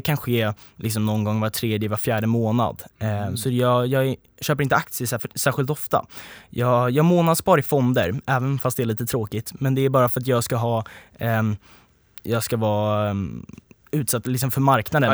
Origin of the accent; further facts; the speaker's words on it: Sweden; som liksom svenskar